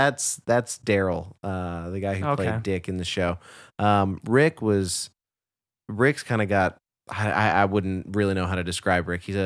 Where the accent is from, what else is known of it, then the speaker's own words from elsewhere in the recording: Garland, Texas, United States; Shelby and I grew up in Garland, Texas, and we were very active in this like theater community in our local community theater.